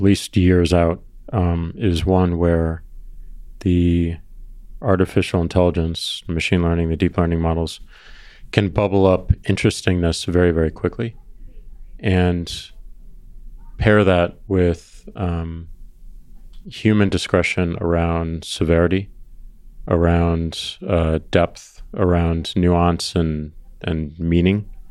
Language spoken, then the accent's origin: English; Missouri, United States; I'm from Missouri